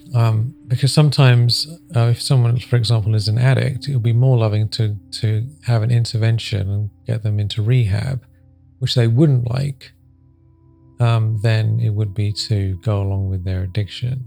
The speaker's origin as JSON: {"language": "English", "town": "Sedona", "region": "Arizona", "country": "United States", "said": "I'm from Sedona"}